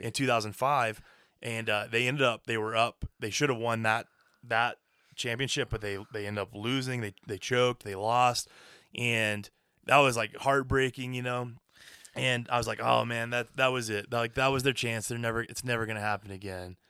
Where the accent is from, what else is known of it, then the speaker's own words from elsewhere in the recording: Dallas, Texas, United States; growing up in Dallas